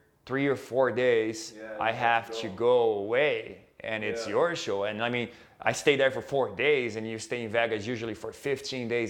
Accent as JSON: {"language": "English", "country": "Brazil", "moved": "yes", "said": "we are both from Brazil"}